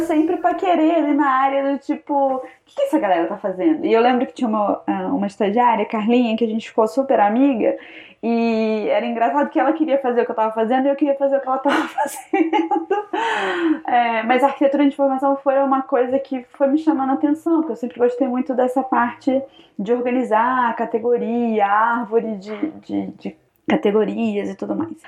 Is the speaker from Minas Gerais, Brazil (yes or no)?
no; interior of Rio de Janeiro, Brazil; moved away as an adult; also born or lived in Ohio, United States; eu sou do interior do Rio de Janeiro